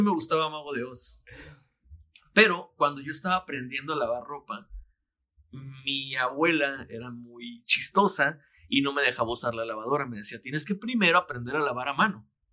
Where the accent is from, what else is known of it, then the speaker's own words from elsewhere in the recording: Mexicali, Baja California, Mexico; cuando yo vivía eh, con mis abuelos, cuando estaba chiquito, llegaba yo a la una de la tarde más o menos a la casa de la primaria y empezaba Dragon Ball. Aquí en Mexicali